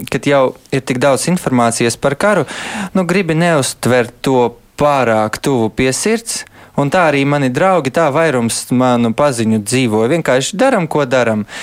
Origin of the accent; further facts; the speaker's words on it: Kyiv, Ukraine; also born or lived in Riga; now in Latvia; es eh, piedzimu Kievā, bet, kad jau man bija trīs mēneši, uh, gulēju aizmugures sēdekļos mašīnā, un mēs braucām uz Rīgu. Un tā es visu bērnību savu pavadīju, braukājot starp Kievu un Rīgu.